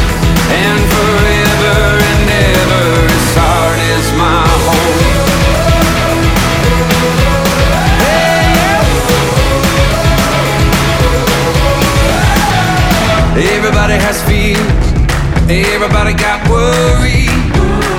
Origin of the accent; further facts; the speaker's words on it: Newtownabbey, Northern Ireland, United Kingdom; I grew up on a farm just outside Newton Abbey